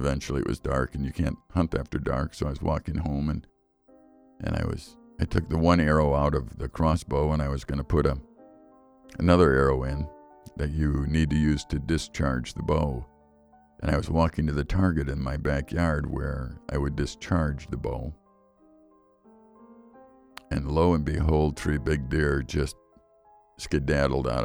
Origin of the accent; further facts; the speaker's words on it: Chicago, Illinois, United States; now in Wisconsin, United States; I grew up in Chicago